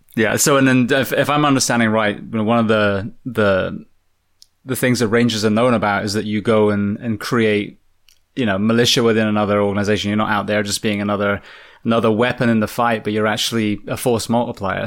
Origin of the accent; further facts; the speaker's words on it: England, United Kingdom; I'm a fireman from England.